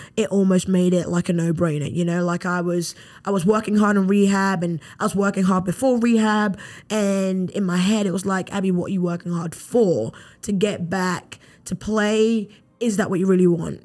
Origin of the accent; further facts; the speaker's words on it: London, United Kingdom; moved away as an adult; now in Mobile, United States; growing up in London, England